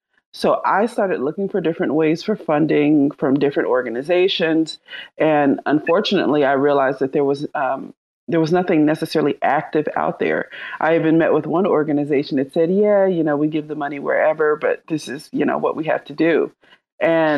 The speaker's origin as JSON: {"language": "English", "town": "Charlotte", "region": "North Carolina", "country": "United States", "said": "I'm from Charlotte, North Carolina"}